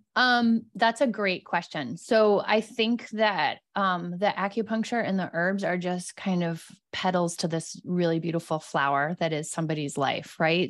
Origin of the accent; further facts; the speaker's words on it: East Coast, United States; now in Los Angeles, United States; I'm from the East Coast